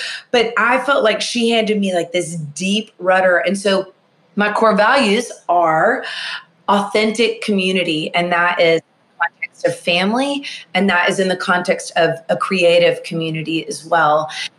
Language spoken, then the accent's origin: English; Nashville, Tennessee, United States; I'm from Nashville, Tennessee, born and raised here.